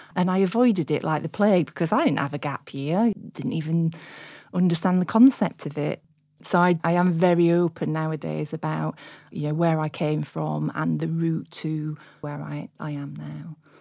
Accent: Sheffield, Yorkshire and the Humber, United Kingdom; I'm born and bred in Sheffield

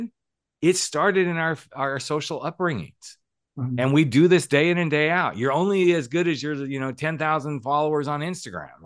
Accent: United States; born or raised there; moved away; also born or lived in Oklahoma / Texas

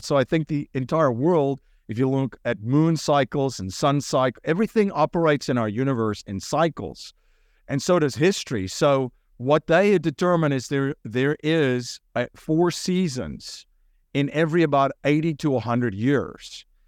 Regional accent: South Africa; moved away as an adult; now in United States; I grew up in, in South Africa

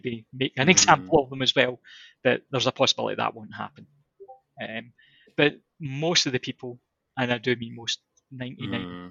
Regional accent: Scotland, United Kingdom

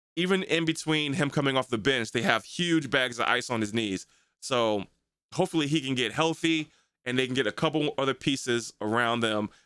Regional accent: United States; I'm American, this is what I rock with, this is what I, where I've been born into

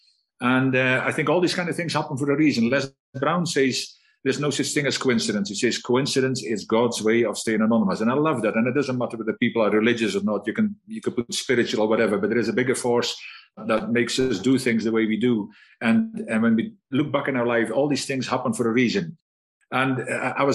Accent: Netherlands; also born or lived in Scotland; now in South Africa; I'm a Dutchman

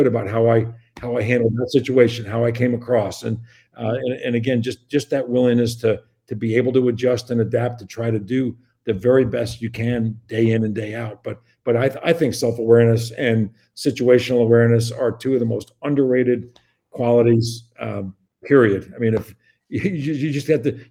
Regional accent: Long Island, New York, United States; also born or lived in Midwest; now in West Lafayette, United States; I grew up on Long Island, surrounded by water.

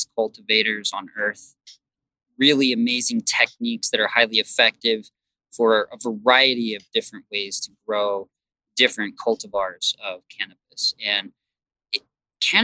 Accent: Provo, Utah, United States; also born or lived in Salt Lake City, Utah / California / Washington / Oregon; most of my life, I grew up in Provo and Orem

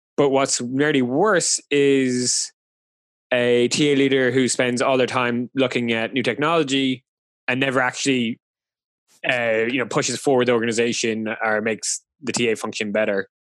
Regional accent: Ireland; I'm Irish, so it's a nice throwback to Ireland.

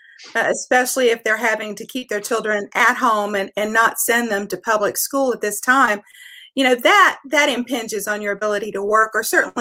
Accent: West Virginia, United States; moved away as an adult; now in Tennessee, United States; I am originally from West Virginia

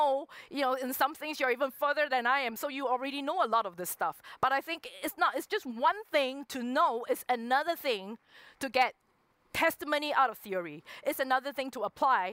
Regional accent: Singapore; moved away as an adult; also born or lived in Hong Kong; I'm originally from Singapore, but I moved to Hong Kong when I had the opportunity

